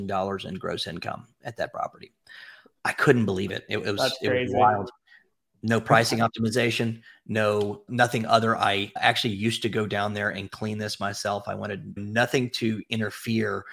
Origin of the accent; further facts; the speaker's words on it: Memphis, Tennessee, United States; I'm from Memphis